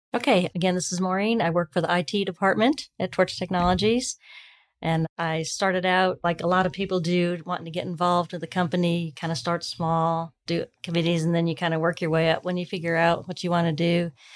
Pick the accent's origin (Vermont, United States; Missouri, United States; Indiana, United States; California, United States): Missouri, United States; St. Louis; now in Huntsville, United States; I grew up in St. Louis